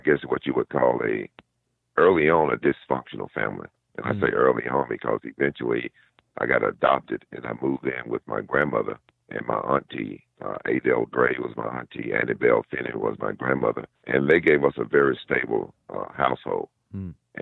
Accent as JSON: {"language": "English", "region": "Georgia", "country": "United States", "moved": "yes", "said": "I'm a guy from Georgia, coming from a real small town"}